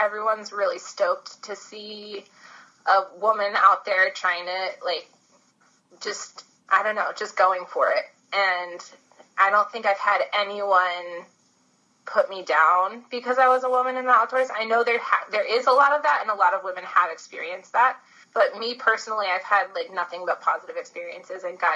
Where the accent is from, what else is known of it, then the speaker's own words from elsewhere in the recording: Bowie, Maryland, United States; moved away as an adult; also born or lived in Colorado; now in New Zealand; I am from Bowie, Maryland, on the East Coast, about 20 minutes outside of Washington, D.C., and I lived there most of my life